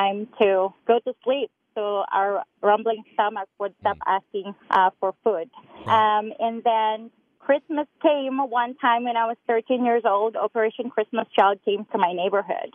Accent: Cebu, Central Visayas, Philippines; I grew up in one of the 7,000 islands or so in the Philippines. It's called Mactan. It's one of the islands in the province of Cebu

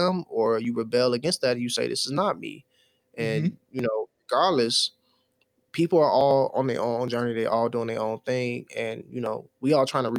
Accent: Chicago, Illinois, United States

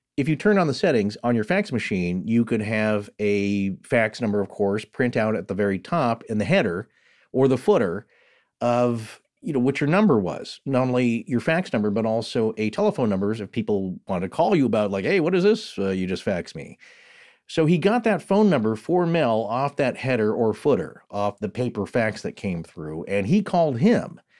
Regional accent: United States; I'm from the Spokane region or I'm, I'm from, uh, northern Idaho, the Panhandle

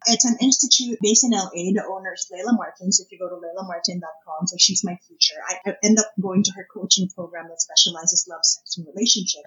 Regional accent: Philippines; moved away as an adult; now in Canada; growing up in the Philippines

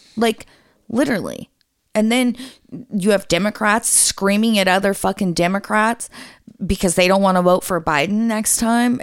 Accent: United States; as an American citizen

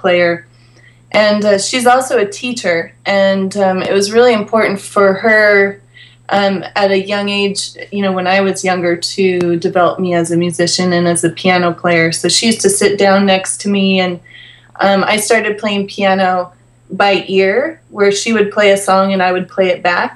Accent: Polson, Montana, United States; now in Los Angeles, United States; So I grew up in a very small town in Montana. The name of the town is Polson, Montana.

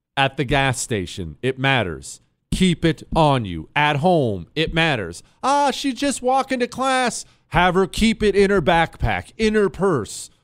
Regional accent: Ohio, United States; I was born in Ohio, right on the Ohio River

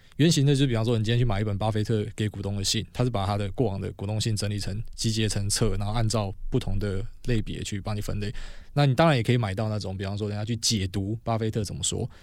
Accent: Taiwan; 我们是台湾人

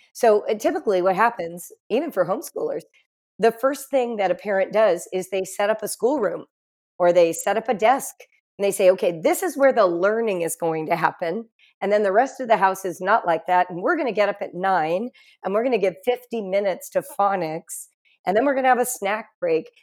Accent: Los Angeles, California, United States; moved away as an adult; also born or lived in Morocco; I grew up in Los Angeles, California

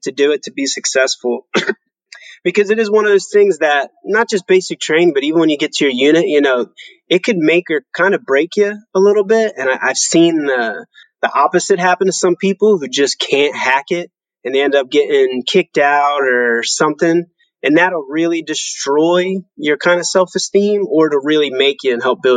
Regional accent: United States; moved away as an adult; also born or lived in Germany; as an American growing up

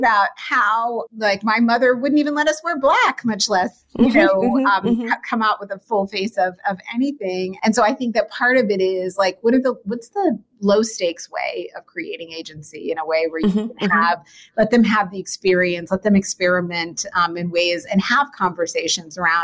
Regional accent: New Jersey, United States; We grew up in the New Jersey area

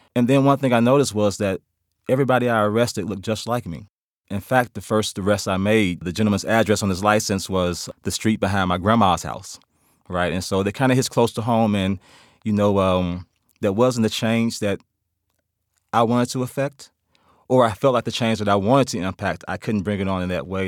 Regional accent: Memphis, Tennessee, United States; I'm from Memphis, Tennessee

